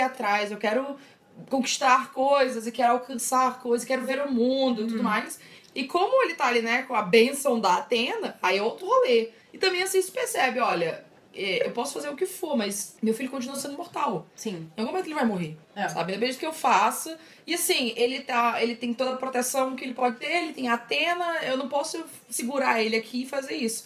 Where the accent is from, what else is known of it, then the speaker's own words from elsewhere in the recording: São Luís, Maranhão, Brazil; moved away as an adult; eu vivi minha vida inteira em São Luís, né? Tipo, até 18 anos